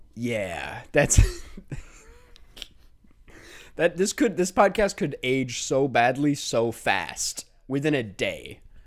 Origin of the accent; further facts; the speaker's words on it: Inver Grove Heights, Minnesota, United States; Minnesota, my home state